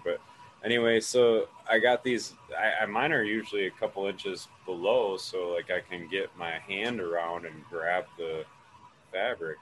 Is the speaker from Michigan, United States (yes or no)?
yes; Michigan, United States; I said I was from Michigan